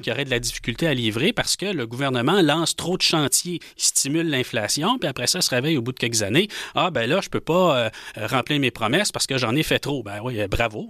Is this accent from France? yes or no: no; Rouyn-Noranda, Quebec, Canada; j'ai grandi à Rouen-Noranda